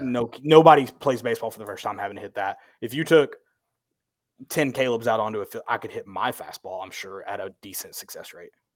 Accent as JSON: {"language": "English", "region": "the South", "country": "United States", "tie": "born or raised there", "said": "we grew up in the South"}